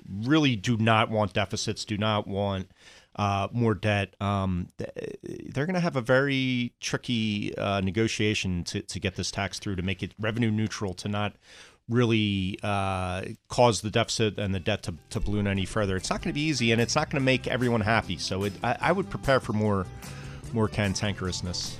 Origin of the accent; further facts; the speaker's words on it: New Jersey, United States; I'm from New Jersey